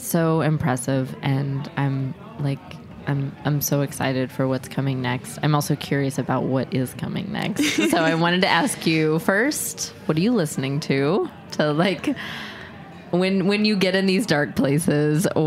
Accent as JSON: {"language": "English", "region": "Indiana", "country": "United States", "said": "I'm from Indiana"}